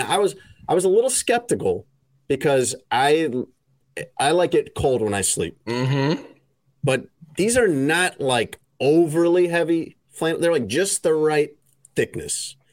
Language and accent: English; United States; accent: American; my American accent